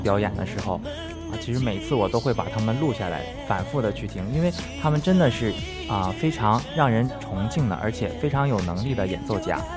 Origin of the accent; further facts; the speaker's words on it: Changchun, Jilin, China; moved away as an adult; now in Harbin, China; 我的家乡长春